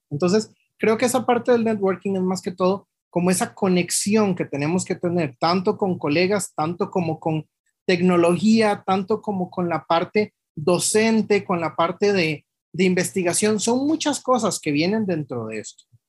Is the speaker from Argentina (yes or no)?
no; Costa Rica; also born or lived in Mexico; Aquí en Costa Rica particularmente yo topé con pared cuando llegué, yo regresé de México en el 2016